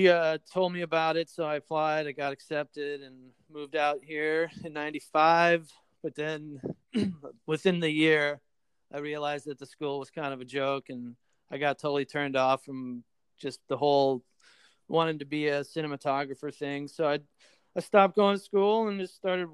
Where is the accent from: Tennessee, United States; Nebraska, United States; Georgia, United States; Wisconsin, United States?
Wisconsin, United States; Oconomowoc; moved away as an adult; also born or lived in New York; now in Los Angeles, United States; I was born in New York, but I grew up in Wisconsin and in a little town outside of Milwaukee.